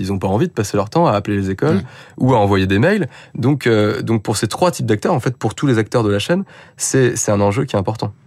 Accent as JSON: {"language": "French", "town": "Paris", "region": "Île-de-France", "country": "France", "said": "je suis parisien"}